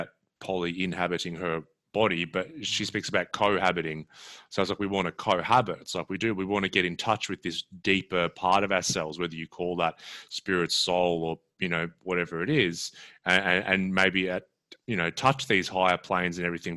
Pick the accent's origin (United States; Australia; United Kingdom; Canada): Australia